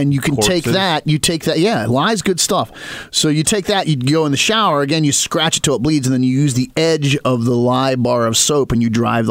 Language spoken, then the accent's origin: English; West Virginia and then Western Maryland, United States; moved away; Growing up in West Virginia and then Western Maryland